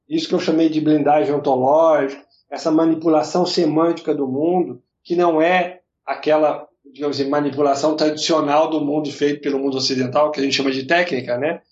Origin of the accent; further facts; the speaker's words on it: Brazil; como brasileiros